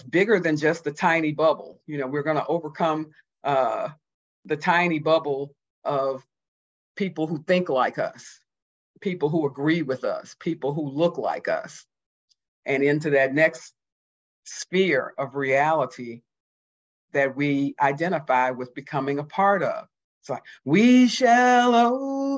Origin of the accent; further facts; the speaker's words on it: Houston, Texas, United States; also born or lived in Mississippi; I was born in 1949 in Mississippi, grew up 6 weeks later through all my childhood in Houston, Texas